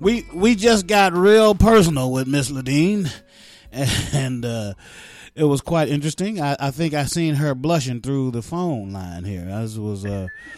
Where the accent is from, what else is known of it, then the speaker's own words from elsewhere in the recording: West Virginia, United States; I'm from West Virginia